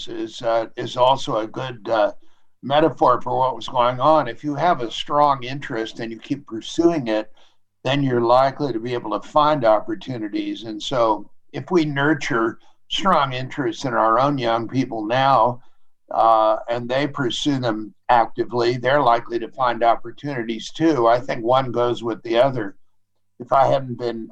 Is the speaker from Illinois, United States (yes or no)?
no; San Francisco, California, United States; I was the only child in a family growing up in San Francisco